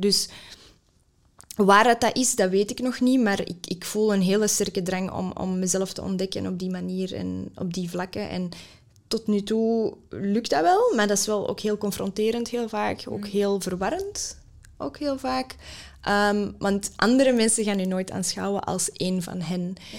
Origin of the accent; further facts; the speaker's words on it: Mechelen, Flanders, Belgium; first language Dutch; Ik ben hier opgegroeid voor het grootste deel. Ik heb, mijn moedertaal is Nederlands.